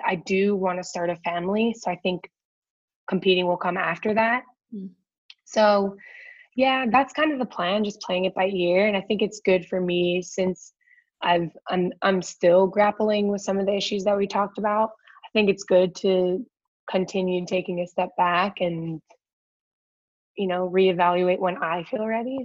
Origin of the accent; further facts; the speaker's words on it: Akron, Ohio, United States; moved away; also born or lived in Washington, D.C.; I grew up in Akron, Ohio